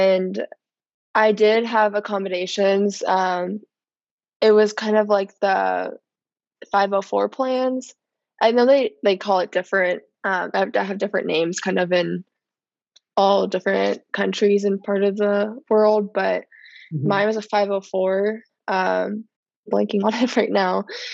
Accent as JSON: {"language": "English", "region": "Virginia", "country": "United States", "tie": "born or raised there", "also_born_or_lived": "San Diego, California", "said": "I was born in San Diego, but I moved to Virginia the middle of my first grade year"}